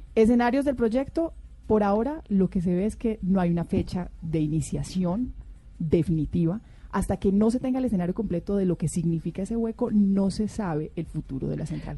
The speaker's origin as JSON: {"language": "Spanish", "region": "Antioquia", "country": "Colombia", "said": "yo soy antioqueña"}